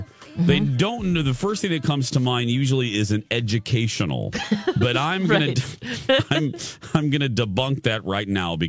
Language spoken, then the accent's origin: English; Indiana, United States; I'm from Indiana